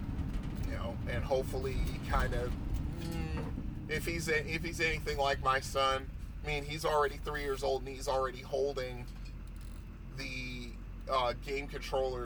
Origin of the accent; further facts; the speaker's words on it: Bridgeport, Connecticut, United States; moved away; my hometown of Bridgeport, Connecticut